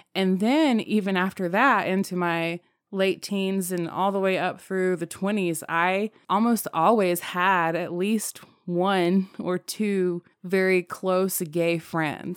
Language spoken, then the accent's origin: English; the South, United States; Growing up in the South, when I was in second grade